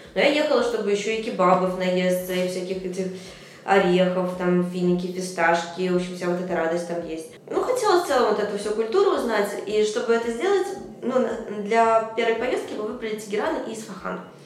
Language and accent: Russian; Minsk, Belarus; я из Минска